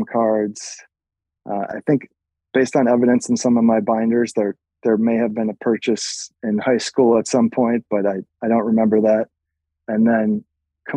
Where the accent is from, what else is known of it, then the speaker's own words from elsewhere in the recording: just outside of Madison, Wisconsin, United States; moved away as an adult; now in New York, United States; I grew up just outside of Madison